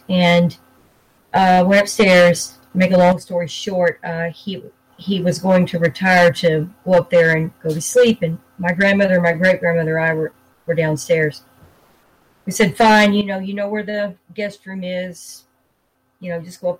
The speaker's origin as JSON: {"language": "English", "town": "Calvert", "region": "Texas", "country": "United States", "tie": "born or raised there", "also_born_or_lived": "Dallas, Texas", "said": "Early in my life, about 4 years of age, I moved from the Dallas area into a small town called Calvert"}